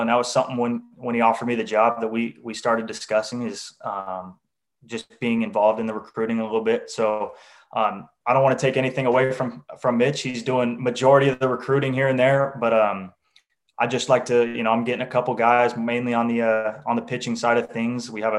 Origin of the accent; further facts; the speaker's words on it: Renton, Washington, United States; I'm from Renton, Washington